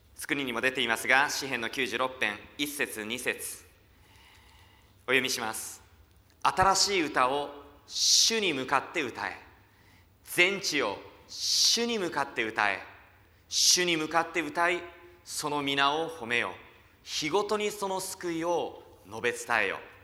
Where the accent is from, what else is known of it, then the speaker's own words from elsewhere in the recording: countryside of Fukushima, Japan; now in Tokyo, Japan; 福島の田舎から上京してきて